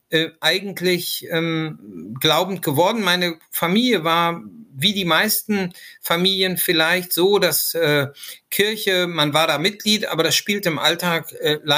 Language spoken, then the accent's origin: German; Lower Saxony, Germany; ja, woher stamme ich? Ähm, ich komme eigentlich aus Niedersachsen, da bin ich aufgewachsen, wurde dann aber von den Grünen Nordrhein-Westfalen nach langem Engagement in der Zivilgesellschaft adoptiert